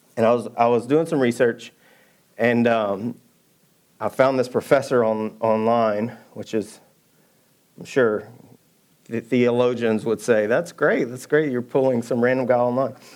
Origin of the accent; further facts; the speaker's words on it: Georgia, United States; also born or lived in Birmingham; now in Texas, United States; I'm from Georgia. We just put cane poles in little ponds